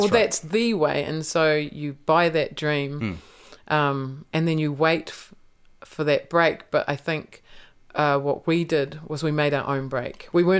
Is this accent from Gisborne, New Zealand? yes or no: yes; Gisborne, New Zealand; born or raised there